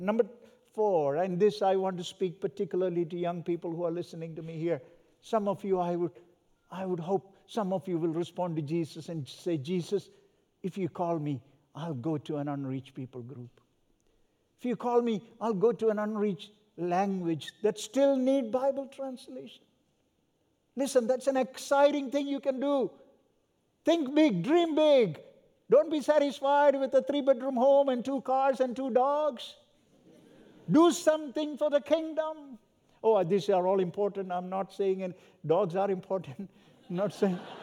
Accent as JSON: {"language": "English", "region": "South India", "country": "India", "tie": "born or raised there", "also_born_or_lived": "Southern California", "moved": "yes", "lives_now": "North India, India", "said": "where I was born and raised in Southern India."}